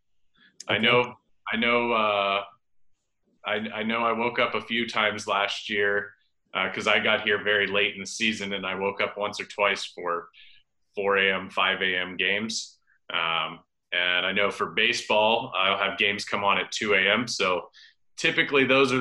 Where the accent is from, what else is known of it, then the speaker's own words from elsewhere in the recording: United States; moved away as an adult; now in Japan; as an American